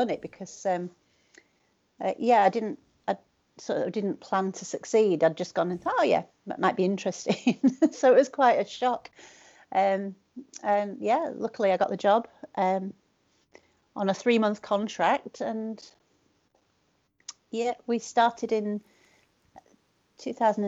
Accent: Leeds, Yorkshire and the Humber, United Kingdom; also born or lived in Bradford; I grew up around Leeds and Bradford.

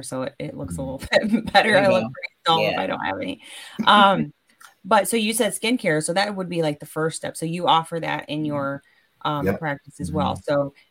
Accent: Michigan, United States; also born or lived in San Antonio, Texas; I've been in Michigan for most of my life, but I wasn't born here

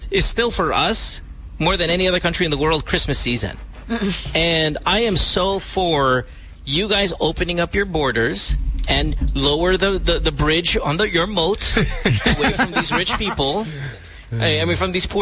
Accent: Central Luzon, Philippines; I grew up in Bulacan

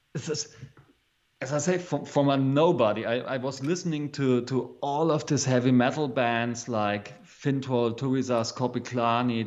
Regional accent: East Berlin, Bavaria, Germany; English is a second language; I'm from East Berlin. So um, after the Second World War, uh, Germany was split in a half. So one one half of Germany was uh, the Russian side, and this was the side where I was born

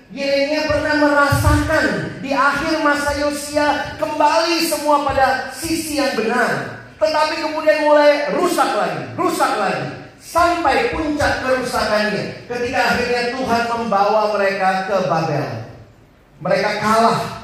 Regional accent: Makassar, South Sulawesi, Indonesia; also born or lived in Ambon / Manado; now in Jakarta, Indonesia; saya lahir besar di Makassar.

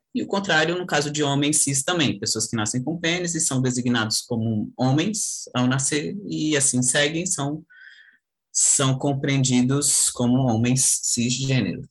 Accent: Brasília, Federal District, Brazil; sou de Brasília.

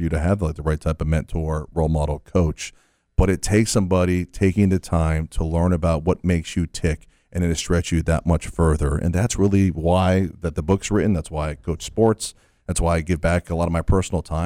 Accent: Fort Lauderdale, Florida, United States; I'm born and raised in Fort Lauderdale

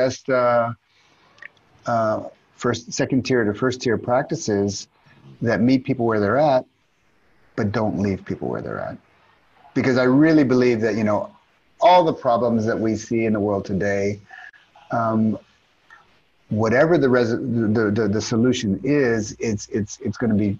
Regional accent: Dallas, Texas, United States; moved away as an adult; now in Tel Aviv, Israel; I'm from Dallas

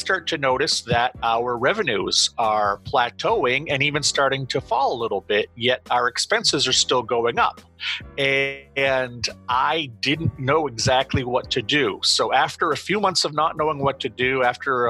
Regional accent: Auburn, Maine, United States; I live in Auburn, Maine. It's the second largest population center in Maine after Portland.

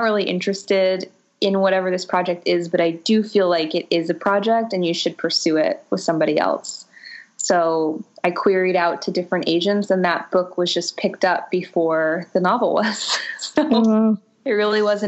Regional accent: Boca Raton, Florida, United States; my time growing up in Boca Raton, Florida

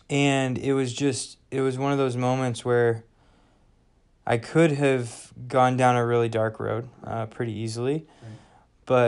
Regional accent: Wichita, Kansas, United States; moved away as an adult; I am from Wichita, Kansas, and grew up there, was there for 18 years.

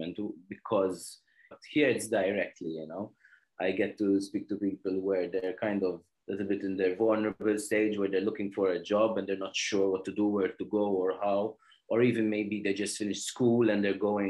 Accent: Malta; I am from Malta. I'm currently in Malta, actually, at the moment. I've lived here all my life, pretty much, I would say

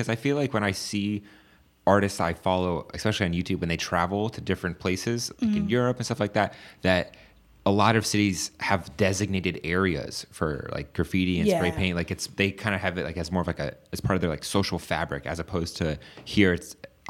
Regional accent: United States; I'm American.

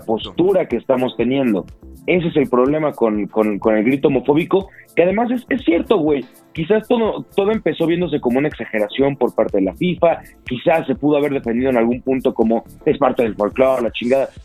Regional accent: Mexico

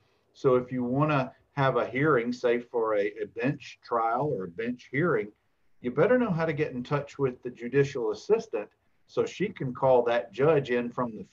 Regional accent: Dothan, Alabama, United States; now in Birmingham, United States; even though I'm from Dothan, I've lived in Birmingham over 20 years.

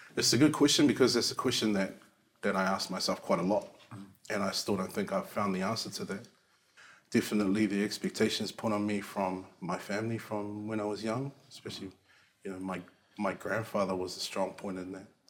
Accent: Auckland, New Zealand; I am uh, Niuean, Cook Island, um, born and raised in South Auckland.

